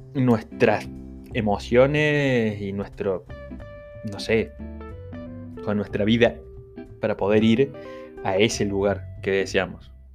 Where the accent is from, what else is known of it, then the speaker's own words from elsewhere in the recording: Argentina; somos de Argentina